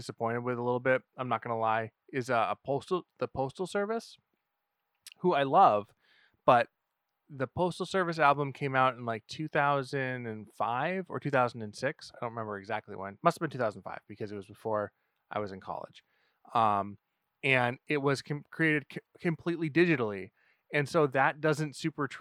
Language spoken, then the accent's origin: English; New Hampshire, United States; we're from New Hampshire. So they have like some massive roots here.